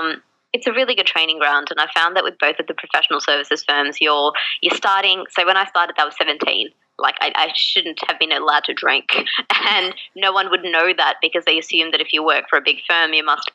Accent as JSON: {"language": "English", "country": "Australia", "tie": "born or raised there", "also_born_or_lived": "Bangalore, India / Malaysia", "said": "But I was born in Bangalore in India. And we moved to Malaysia when I was, gosh, I think I was like 4 or 5. And I was back and forth between the two countries for a couple of years. And then we moved to Australia when I was 7."}